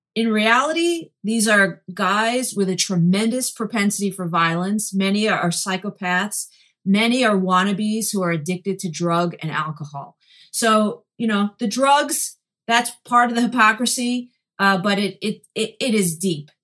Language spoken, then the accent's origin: English; New York City, New York, United States; growing up in Brooklyn, uh, with many Italians as part of a Jewish family